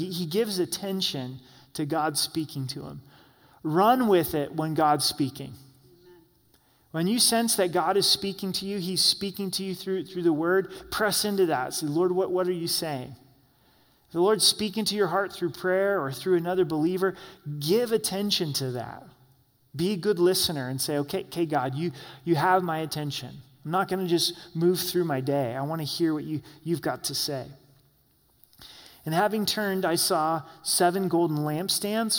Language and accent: English; Southern Oregon, United States; moved away; also born or lived in Salt Lake City, Utah; we moved from Southern Oregon to Salt Lake City, Utah. It was a huge change for me. I grew up in a small town of 16,000